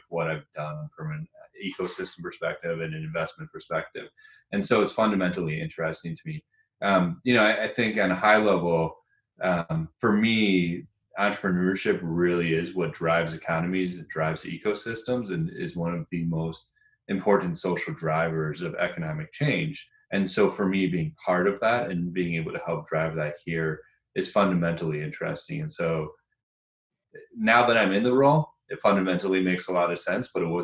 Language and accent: English; Rochester, New York, United States; moved away as an adult; also born or lived in Ann Arbor, Michigan / Boston; Moved to Rochester, New York, which is where I'm back at now